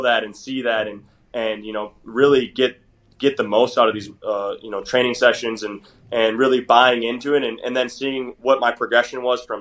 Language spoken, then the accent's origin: English; northern Minnesota, United States; I'm from Minnesota, but I'm right close on the border. My hometown is like 40 minutes from the North Dakota border